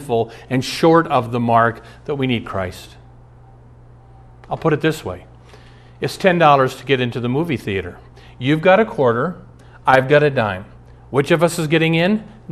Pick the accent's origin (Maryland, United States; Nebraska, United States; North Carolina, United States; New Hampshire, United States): Nebraska, United States; Omaha; moved away; also born or lived in Minneapolis; I grew up in Omaha, 390 miles south